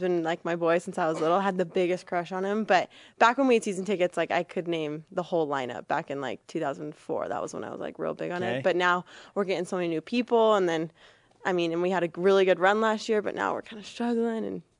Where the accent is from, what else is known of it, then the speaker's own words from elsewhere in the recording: California, United States; actually heading back to California to go coach like a luge clinic.